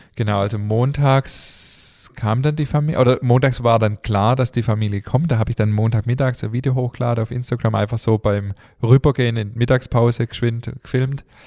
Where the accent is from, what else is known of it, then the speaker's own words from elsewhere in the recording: Germany; wir sind hier in Deutschland geboren